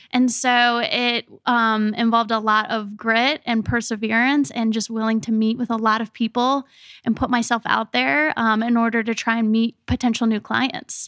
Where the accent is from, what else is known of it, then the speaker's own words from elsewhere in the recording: Richmond, Virginia, United States; I grew up here in Richmond, Virginia